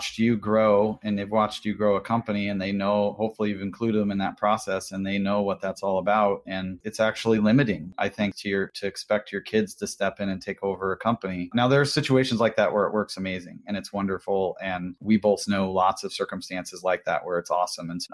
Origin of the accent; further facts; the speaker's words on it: Washington, United States; I'm from Washington State